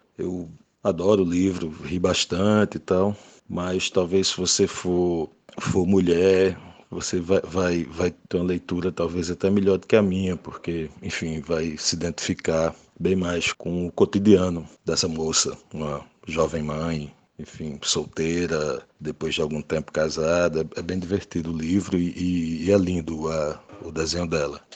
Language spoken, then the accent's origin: Portuguese; sertão of Paraíba, Brazil; eu sou do sertão da Paraíba, né? Então eu, eu, eu li muitos cordéis que, que, sempre tinha lá na casa do, do meu avô